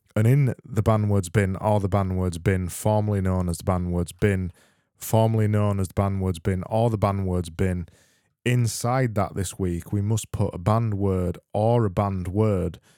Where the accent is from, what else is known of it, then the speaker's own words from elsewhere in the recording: Yorkshire and the Humber, United Kingdom; accent: Yorkshire; I am from Yorkshire